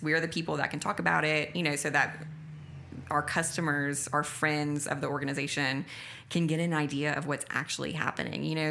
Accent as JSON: {"language": "English", "area": "Acadiana", "region": "Louisiana", "country": "United States", "tie": "born or raised there", "said": "The people are my brothers and sisters from my hometown that I love so dearly"}